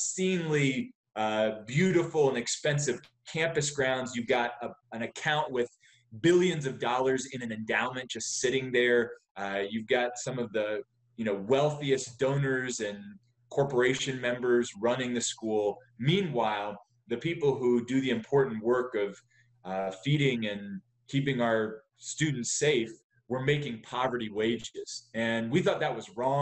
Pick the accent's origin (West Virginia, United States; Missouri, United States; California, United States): West Virginia, United States; moved away; also born or lived in Charleston, West Virginia / Texas; I grew up in West Virginia. My family then moved to Texas.